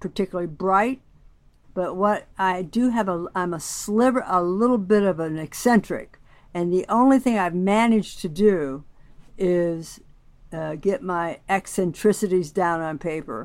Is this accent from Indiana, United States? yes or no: yes; Huntertown, Indiana, United States; I was raised in the country, outside of Huntertown, Indiana.